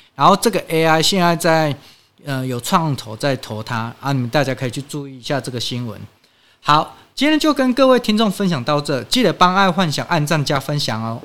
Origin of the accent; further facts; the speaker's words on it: Taiwan; 我们台湾人民